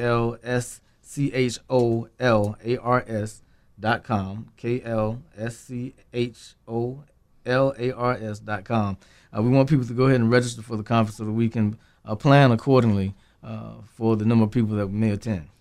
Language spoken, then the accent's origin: English; Henderson, North Carolina, United States; my hometown, I taught in Henderson, North Carolina